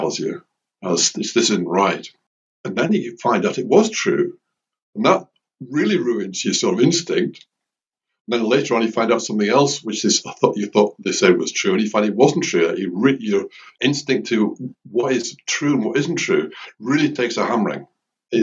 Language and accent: English; Lake District, North West England, United Kingdom; I'm from the Lake District